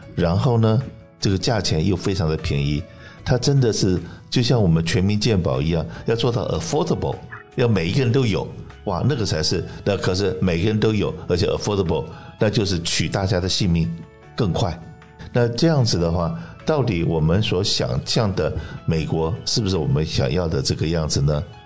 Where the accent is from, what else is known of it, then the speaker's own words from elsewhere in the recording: Taiwan; now in California, United States; 我是从台湾来的中国人